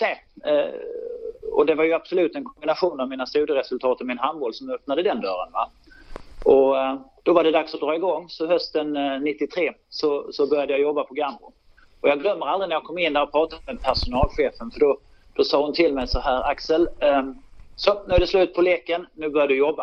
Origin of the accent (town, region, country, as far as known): Lund, Skåne, Sweden; born or raised there; also born or lived in Malmö